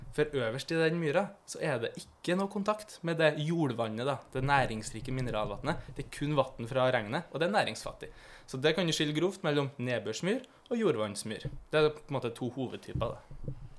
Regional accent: Trøndelag, Norway; moved away; also born or lived in Eastern Norway; Jeg er jo fra Trøndelag, der jeg er vant til litt mer fjell og over skoggrensa

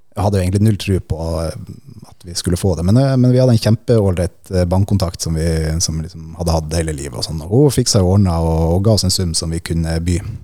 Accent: Finnsnes, Troms, Norway; moved away; hjemme på Finnsnes

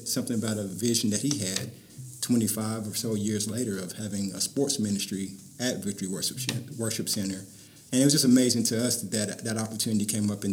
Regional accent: Tennessee, United States; moved away as an adult; now in Virginia, United States; I'm originally from Tennessee. We're both from Tennessee, and Virginia was a new country for us

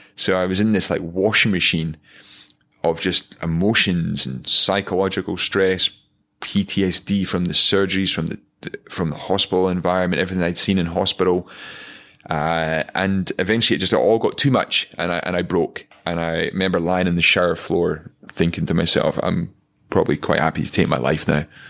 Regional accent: Aviemore, Scotland, United Kingdom; growing up in Aviemore.

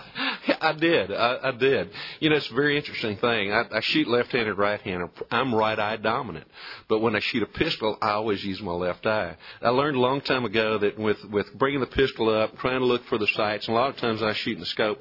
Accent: Colorado County, Texas, United States; When I was a youngster growing up in Colorado County

